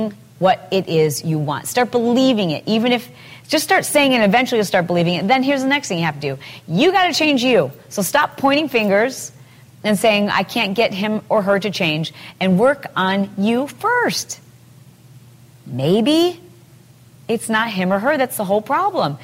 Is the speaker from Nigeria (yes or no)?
no; Midwest, United States; now in California, United States; I grew up in the Midwest, and nobody has fences.